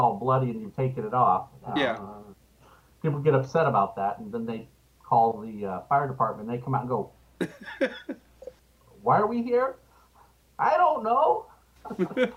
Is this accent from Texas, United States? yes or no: no; Los Angeles, California, United States; also born or lived in Richmond, Virginia; at the ripe old age of 2, my parents moved to California. And I've basically been here ever since, in Los Angeles